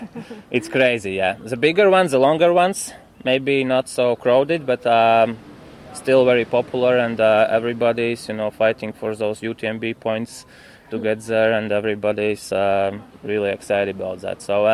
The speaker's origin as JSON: {"language": "English", "country": "Latvia", "said": "I'm living in Riga."}